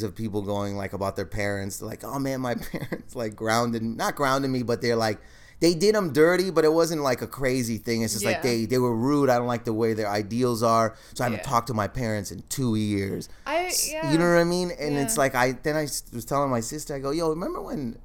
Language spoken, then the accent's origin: English; Windsor, Ontario, Canada; I grew up in Canada.